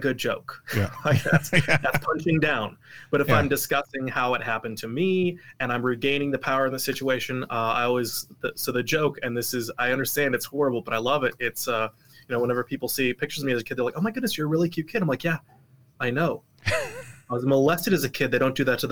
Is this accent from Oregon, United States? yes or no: yes; Portland, Oregon, United States; also born or lived in Salt Lake City, Utah; now in Utah, United States; I was raised in Oregon, Portland, Oregon